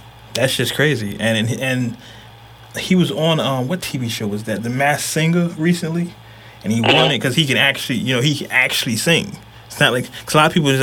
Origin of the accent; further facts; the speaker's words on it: Oakland, California, United States; I'm from East Oakland, 19th Street.